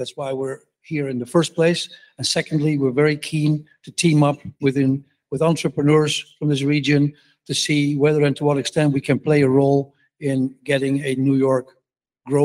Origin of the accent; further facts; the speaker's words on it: Amsterdam, North Holland, Netherlands; I'm from Amsterdam in the Netherlands.